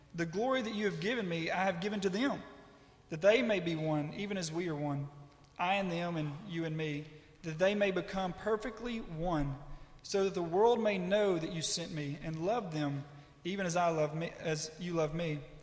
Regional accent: West Monroe, Louisiana, United States; I'm from West Monroe, Louisiana

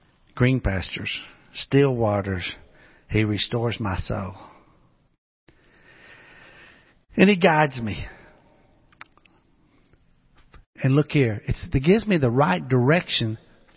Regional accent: Pocahontas, Arkansas, United States; moved away; where I grew up back home in Pocahontas, Arkansas

